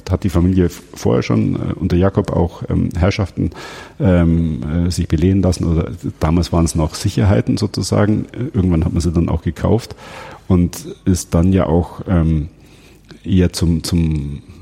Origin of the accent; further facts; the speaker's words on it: Cologne, North Rhine-Westphalia, Germany; Ähm, ich bin Kölner, wir haben uns dumm und dusselig verdient an euch.